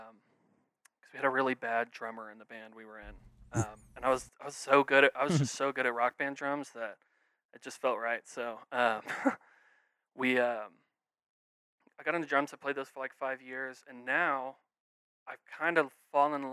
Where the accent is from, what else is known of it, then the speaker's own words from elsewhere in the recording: Garland, Texas, United States; also born or lived in Oklahoma; we moved from Oklahoma to Garland